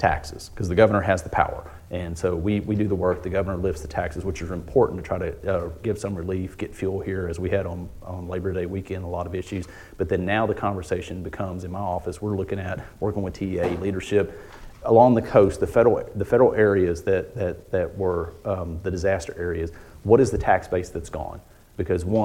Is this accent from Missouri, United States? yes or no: no; Houston, Texas, United States; also born or lived in Katy, Texas; Houston area, which is where I grew up. I was born in Houston. I've lived there all my life